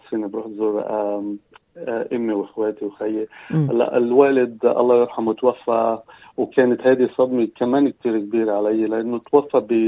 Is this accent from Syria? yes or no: no; Lebanon; moved away as an adult; also born or lived in London, United Kingdom; now in Newcastle, Australia; فانا صراحه من لبنان